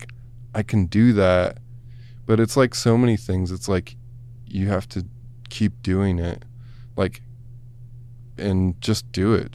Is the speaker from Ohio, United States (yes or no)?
yes; Bowling Green, Ohio, United States; moved away; also born or lived in Yellow Springs, Ohio; I grew up there. It's just like small town